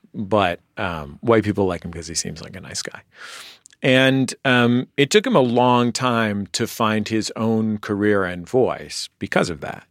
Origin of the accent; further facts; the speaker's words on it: San Francisco, California, United States; moved away; back home where I'm from in San Francisco